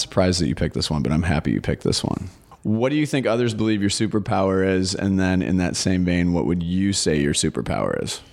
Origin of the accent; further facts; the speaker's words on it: Portland, United States; I'm from Portland